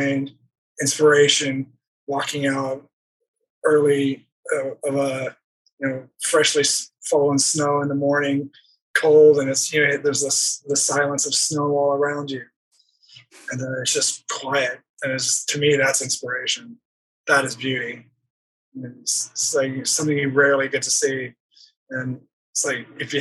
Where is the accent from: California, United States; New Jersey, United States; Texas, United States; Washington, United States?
Texas, United States; moved away; I grew up in Texas.